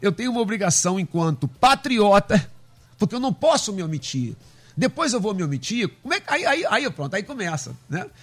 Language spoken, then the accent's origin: Portuguese; Brazil; nós temos as nossas características que, que, que nos definem como brasileiros